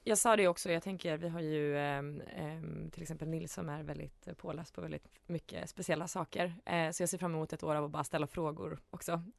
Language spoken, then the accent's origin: Swedish; Umeå, Västerbotten County, Sweden; Jag är från Umeå